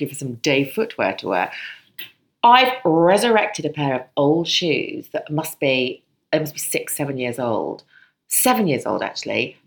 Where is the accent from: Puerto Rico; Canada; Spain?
Spain; moved away; I was brought up in Spain and lived in Spain for so many years